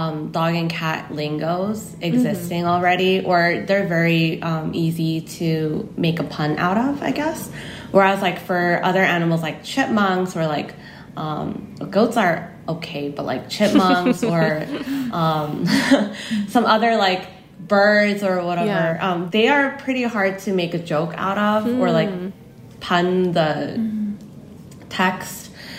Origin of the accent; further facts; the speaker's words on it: United States; now in South Korea; So even though I grew up in the States, since coming here and only been speaking Korean, I feel like I've lost some English.